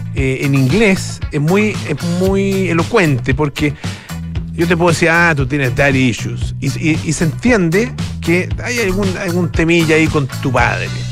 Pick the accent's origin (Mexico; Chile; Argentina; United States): Chile; los chilenos somos, los hombres chilenos somos